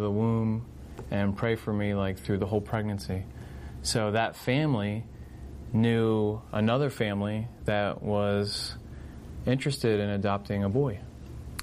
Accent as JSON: {"language": "English", "town": "Vineland", "region": "New Jersey", "country": "United States", "tie": "born or raised there", "also_born_or_lived": "Virginia / Philadelphia", "said": "I'm originally from Vineland, and born and raised in Vineland"}